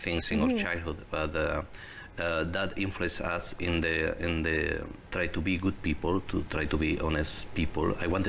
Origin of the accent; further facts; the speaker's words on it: southern Spain, Spain; English is a second language; now in Canada; I grew up in Spain. Spain, yes. In the south of Spain.